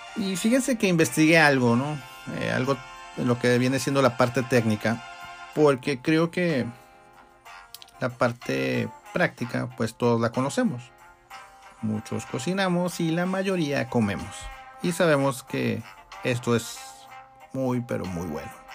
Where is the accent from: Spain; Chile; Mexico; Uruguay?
Mexico; nosotros como mexicanos